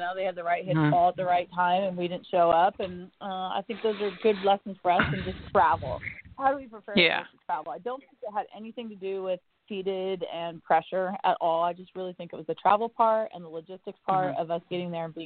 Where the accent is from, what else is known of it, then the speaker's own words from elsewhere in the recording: El Dorado Hills, California, United States; now in Florida, United States; I grew up in Northern California in El Dorado Hills.